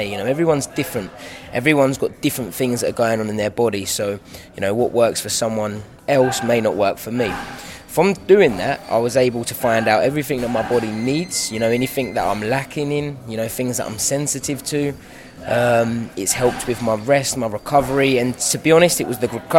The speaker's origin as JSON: {"language": "English", "region": "London", "country": "United Kingdom", "tie": "born or raised there", "said": "I will never turn down fighting in my hometown."}